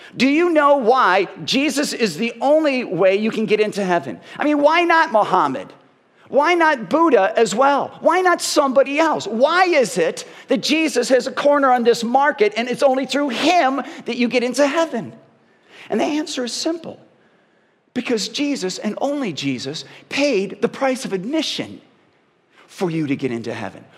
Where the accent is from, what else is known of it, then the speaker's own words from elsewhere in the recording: Parma, Ohio, United States; I grew up in Parma.